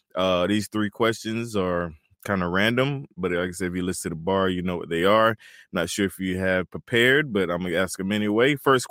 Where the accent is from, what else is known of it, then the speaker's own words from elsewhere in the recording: Turkey, North Carolina, United States; I'm from Turkey, North Carolina